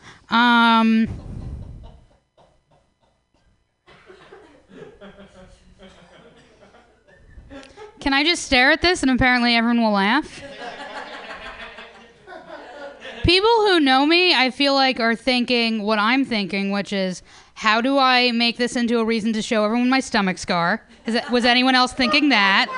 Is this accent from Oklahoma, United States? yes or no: no; New York, United States; now in San Francisco, United States; New York